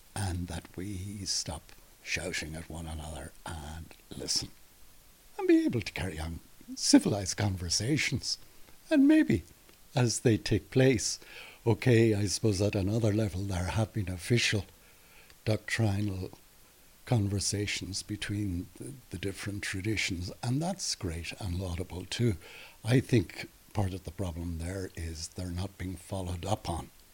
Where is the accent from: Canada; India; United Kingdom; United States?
United Kingdom; Derry, Northern Ireland; I grew up in Derry